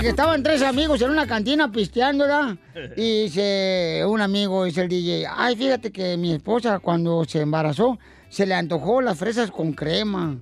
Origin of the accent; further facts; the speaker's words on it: Ocotlán, Jalisco, Mexico; nací, carnalito, ahí en Ocotlán, Jalisco